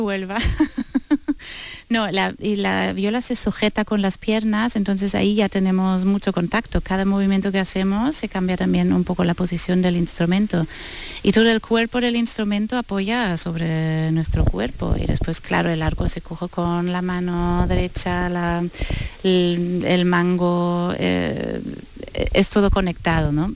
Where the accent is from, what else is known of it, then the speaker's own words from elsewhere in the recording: Northern Germany, Germany; Spanish is a second language; now in Seville, Spain; Yo soy del norte de Alemania, cerca de Bremen, de donde vienen los músicos de Bremen